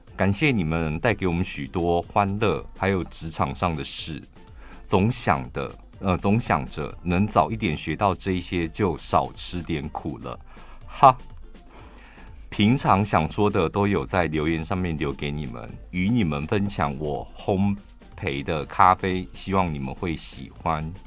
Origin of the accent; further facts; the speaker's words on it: Taichung, Taiwan; 我们台中人